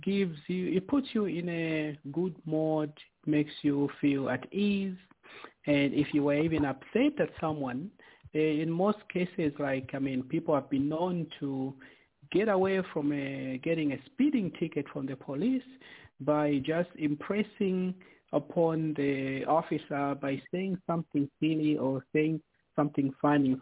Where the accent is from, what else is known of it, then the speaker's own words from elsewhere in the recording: Zambia; growing up in Zambia